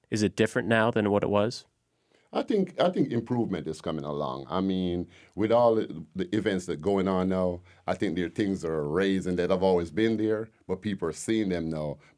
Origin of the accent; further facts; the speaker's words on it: Jamaica; now in Decatur, United States; Uh, you can tell originally I'm not from here. I'm from Jamaica.